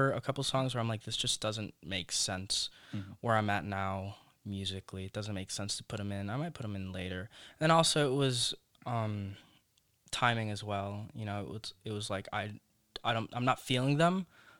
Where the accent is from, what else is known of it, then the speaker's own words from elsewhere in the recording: Chelsea, United States; dude. I grew up in Chelsea.